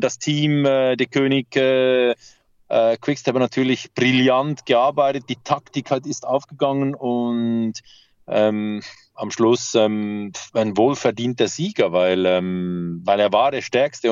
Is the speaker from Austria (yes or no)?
no; Switzerland; bei uns in der Schweiz